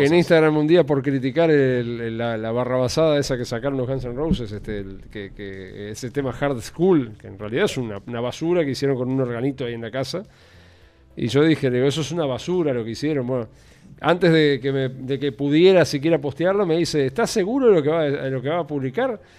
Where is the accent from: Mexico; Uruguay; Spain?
Uruguay; pero yo como uruguayo quiero que el país le vaya bien